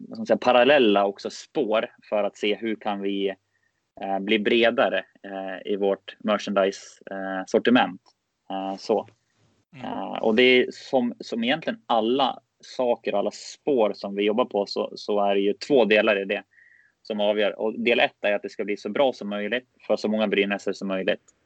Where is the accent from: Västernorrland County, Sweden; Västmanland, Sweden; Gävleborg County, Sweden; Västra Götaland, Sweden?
Västmanland, Sweden; Västerås; moved away; jag kommer ifrån eh, och är född och uppväxt i, i Västerås